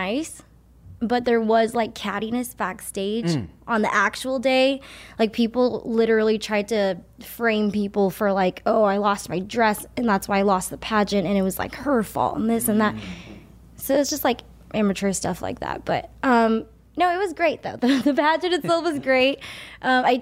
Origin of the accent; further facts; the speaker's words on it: Monterey Park, California, United States; I was born here in Monterey Park in California, America